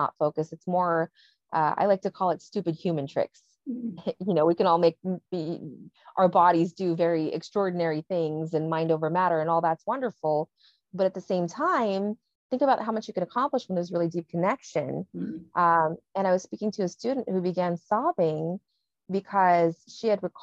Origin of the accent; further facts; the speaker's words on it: New York City, New York, United States; I grew up inner city in New York